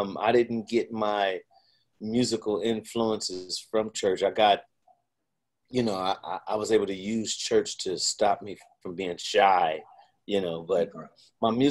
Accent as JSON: {"language": "English", "town": "Pasadena", "region": "California", "country": "United States", "tie": "born or raised there", "also_born_or_lived": "Hartford, Connecticut / Amarillo, Texas", "said": "Pasadena all day."}